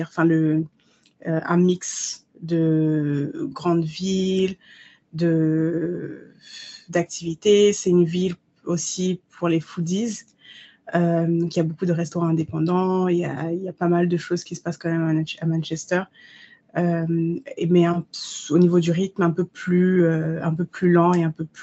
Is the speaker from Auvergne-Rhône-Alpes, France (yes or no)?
no; Paris, Île-de-France, France; now in London, United Kingdom; parce que moi j'ai grandi à Paris. Le changement Londres, Paris, Londres n'a pas été difficile, au contraire, j'ai adoré.